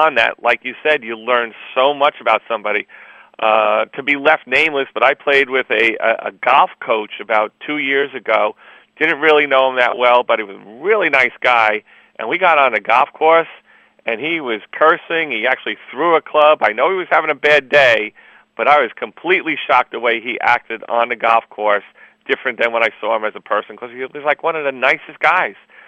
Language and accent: English; New York, United States; I'm from New York, too.